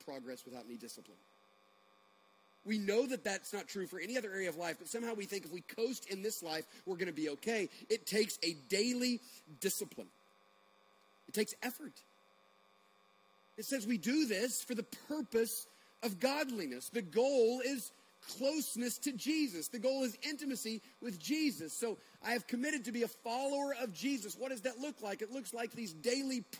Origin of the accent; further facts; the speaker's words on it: United States; also born or lived in Bogart, Georgia; we're American Christians in Bogart, Georgia